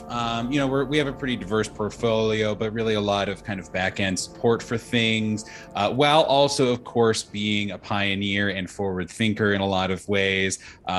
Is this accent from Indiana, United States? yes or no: yes; Indiana, United States; But you know, I'm from nearby. I'm from Indiana, originally, but moved here.